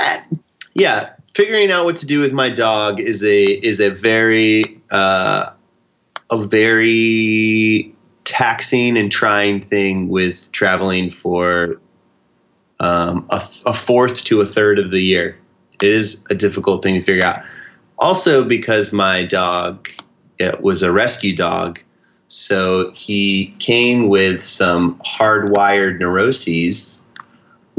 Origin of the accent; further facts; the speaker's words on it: Houston, Texas, United States; moved away; also born or lived in New York City; I'm from Houston, so I spent like a month in Houston in between stuff.